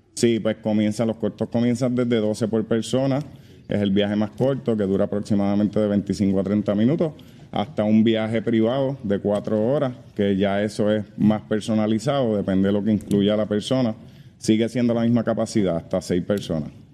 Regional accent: Naranjito, Puerto Rico; also born or lived in Bayamón; soy natural de Naranjito, nací en el pueblo de Bayamón, pero crecí y me crié en lo que es el pueblo de Naranjito.

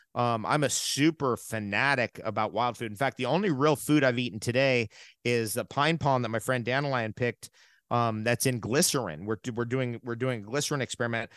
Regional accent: United States; moved away; I'm originally from New York and New, and New, Jersey

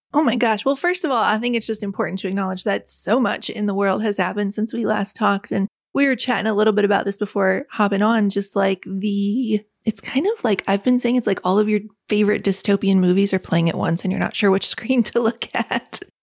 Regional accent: West Virginia, United States; When I was a little girl growing up in West Virginia, the single wide trailer

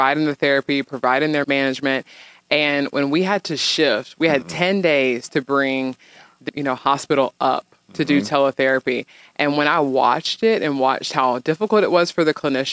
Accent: Vidor, Texas, United States; also born or lived in Houston, Texas; that's where I was raised

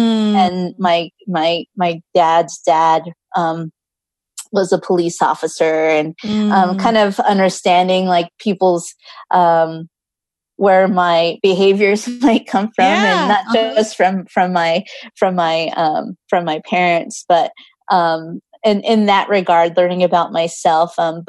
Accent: United States; And growing up in American culture, it's like being driven for this success versus like when I go back to the Philippines

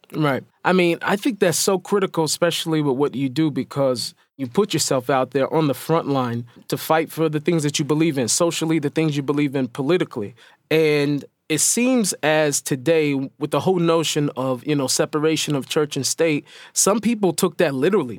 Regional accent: Seattle, Washington, United States; moved away as an adult; now in Israel; I was born in Seattle to hip-hop parents

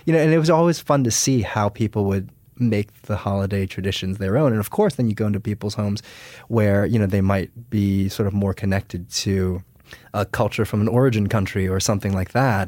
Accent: United States; I was born and raised in the United States.

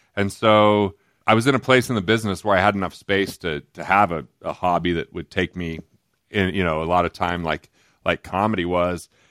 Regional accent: Price, Utah, United States; also born or lived in East Carbon, Utah; where I grew up originally till third grade was a little tiny town called East Carbon, Utah

